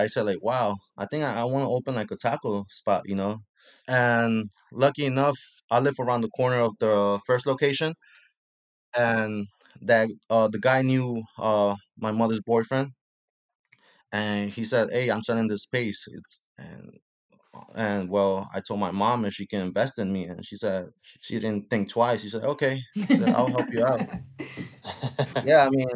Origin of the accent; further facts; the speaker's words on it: Puebla, Mexico; also born or lived in Mexico City; now in New York, United States; my hometown, which is a small state called Puebla.